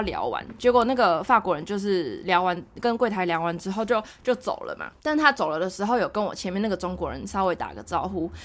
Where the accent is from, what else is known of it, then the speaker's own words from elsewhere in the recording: Taiwan; 我台湾人